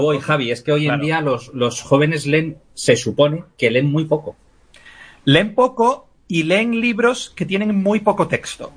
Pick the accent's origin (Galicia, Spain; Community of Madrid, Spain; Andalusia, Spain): Community of Madrid, Spain; Madrid; now in Gavilanes, Spain; soy, soy de Madrid, pero que estoy en, un pueblo de Ávila